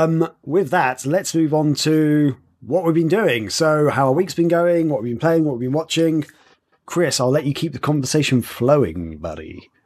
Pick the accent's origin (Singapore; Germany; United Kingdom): United Kingdom; England; And I'm English.